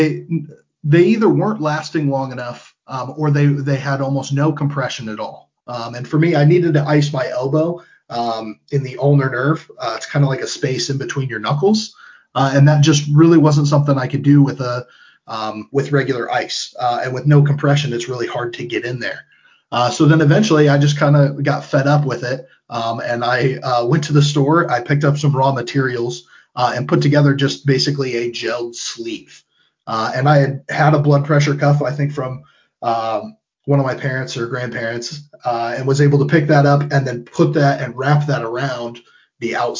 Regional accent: Pierceton, Indiana, United States; I grew up in Pearson. I went to Whitco High School

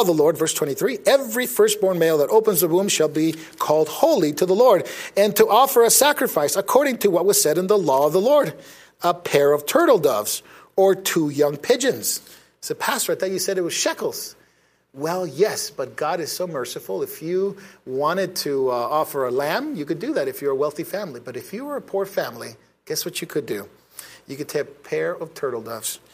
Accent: United States; us Americans

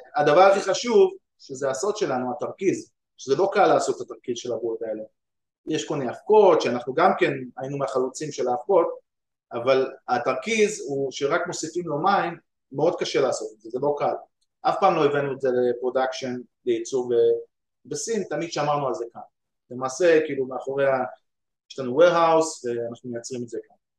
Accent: Ramla, Central District, Israel; now in United States; אני גדלתי ברמלה

